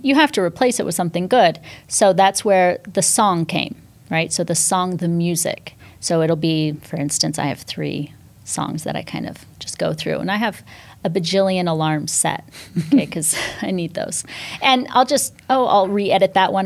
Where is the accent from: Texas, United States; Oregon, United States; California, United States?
California, United States; Northern; also born or lived in New York City, United States; now in Miami, United States; I grew up in Northern California, small town, uh, again, on a dairy farm